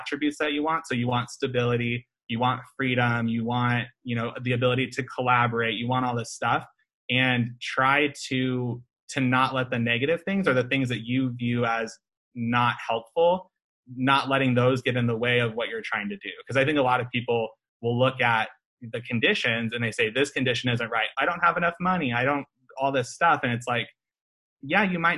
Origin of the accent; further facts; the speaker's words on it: Omaha, Nebraska, United States; moved away; I'm from Omaha, Nebraska originally, so I see Buffett's name all over the buildings. Like, when I was growing up, I would see his name everywhere.